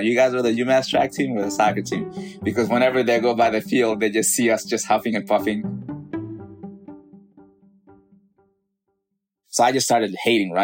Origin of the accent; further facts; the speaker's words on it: Mali; moved away; Growing up in West Africa, Mali